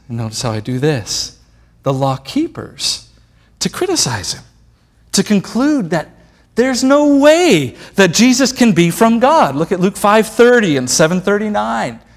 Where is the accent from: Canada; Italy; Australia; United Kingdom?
Italy; I come from Italy, and Italy's Roman Catholic